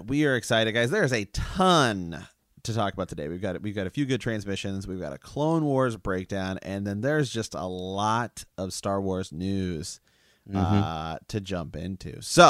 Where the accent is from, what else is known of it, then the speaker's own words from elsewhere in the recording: Ohio, United States; We're from Ohio. Ohio's got some backwoods.